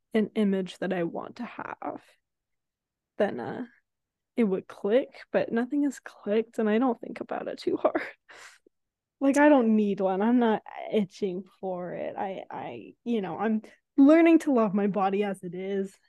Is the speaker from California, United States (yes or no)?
yes; San Francisco, California, United States; now in Los Angeles, United States; we come from San Francisco